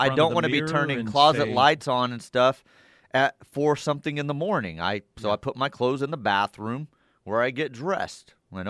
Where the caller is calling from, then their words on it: Davenport, Oklahoma, United States; I'm from Davenport, Oklahoma